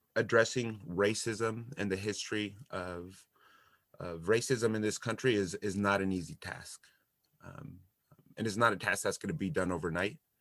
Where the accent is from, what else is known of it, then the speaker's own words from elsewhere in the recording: Santa Barbara, California, United States; also born or lived in Los Angeles / Texas; So I grew up here in Santa Barbara, California.